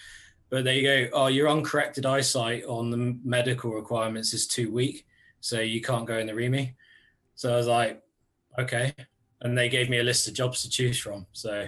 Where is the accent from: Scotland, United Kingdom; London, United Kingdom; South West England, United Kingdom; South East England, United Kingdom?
South West England, United Kingdom; Cornwall; also born or lived in Aldershot; I actually still live in the same village I grew up, so like right down here in Cornwall.